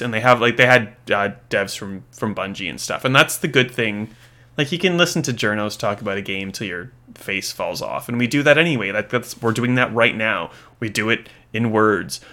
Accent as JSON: {"language": "English", "country": "Australia", "said": "as an Australian"}